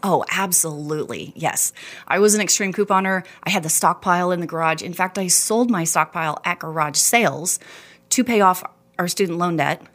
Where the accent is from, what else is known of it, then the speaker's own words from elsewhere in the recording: Texas, United States; moved away as an adult; also born or lived in Houston / Dallas; now in Rexburg, United States; Born and raised in Texas, Houston, Dallas